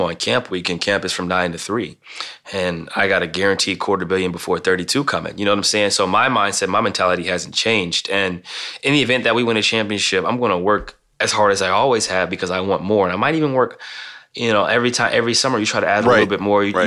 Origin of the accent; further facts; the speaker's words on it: Midwest, United States; moved away as an adult; now in Portland, United States; growing up in the Midwest